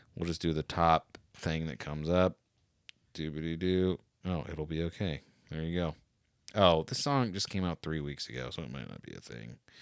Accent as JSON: {"language": "English", "region": "Florida", "country": "United States", "tie": "born or raised there", "said": "I grew up in Florida"}